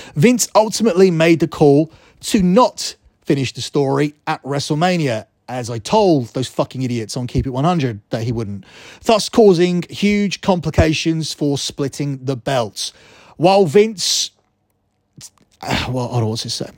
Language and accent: English; England, United Kingdom; as I am English